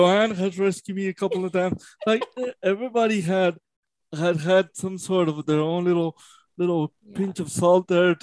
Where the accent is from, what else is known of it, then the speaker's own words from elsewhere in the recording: Mexico; moved away; I was born in Mexico.